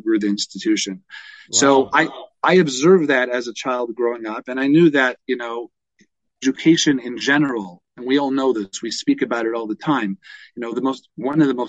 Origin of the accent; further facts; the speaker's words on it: Toronto, Ontario, Canada; I grew up in Toronto